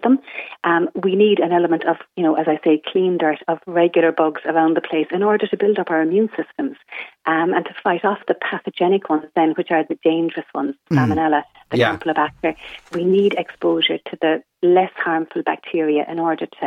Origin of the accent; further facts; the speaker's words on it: Ireland; we're Irish